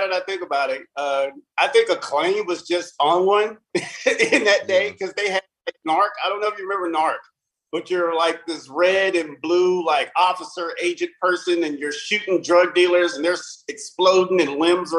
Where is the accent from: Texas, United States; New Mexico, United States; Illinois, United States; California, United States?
Texas, United States; Abilene; also born or lived in Plano; Well, I'm actually from Abilene, Texas. I was born and raised here. I'm actually a former military brat. I was actually born on the Air Force Base out here.